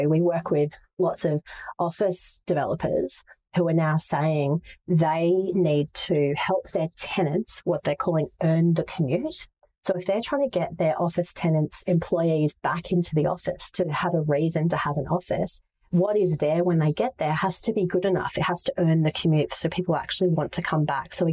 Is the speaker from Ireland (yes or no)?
no; Manila, Metro Manila, Philippines; I grew up in Asia and Ho Chi Minh City absolutely takes my breath away as a place that is so reflective of what it is to be Vietnamese. I didn't live there. I lived in Manila